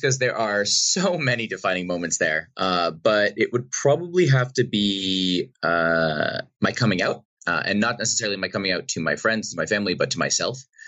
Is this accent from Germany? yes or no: no; Boston, Massachusetts, United States; I grew up in Boston, outside uh, outside of Boston in Massachusetts